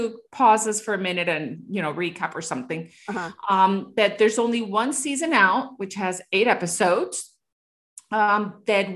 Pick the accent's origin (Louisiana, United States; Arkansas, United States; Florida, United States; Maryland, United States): Florida, United States; Miami; I come from Miami, which is such a plastic city